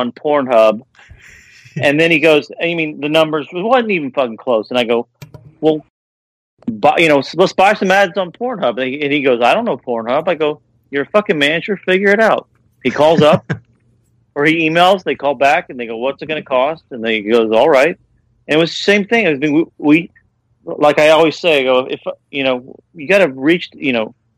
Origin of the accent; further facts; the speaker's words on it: Kentucky, United States; When I was a kid, growing up in Kentucky